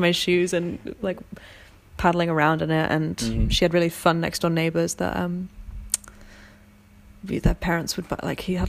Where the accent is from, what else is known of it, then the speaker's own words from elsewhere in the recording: London, United Kingdom; Having grown up in London